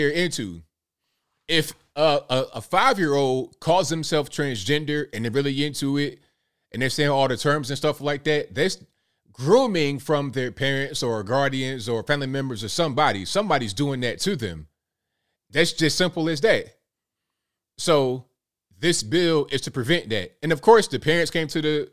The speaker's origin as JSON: {"language": "English", "town": "Virginia Beach", "region": "Virginia", "country": "United States", "tie": "born or raised there", "said": "I'm from Virginia, like Virginia Beach, Norfolk area"}